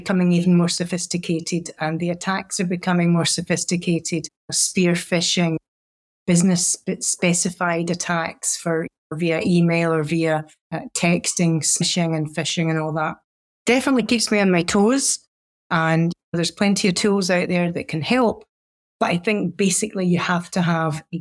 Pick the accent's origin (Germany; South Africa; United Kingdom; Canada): United Kingdom; Scotland; now in United States; being a Scot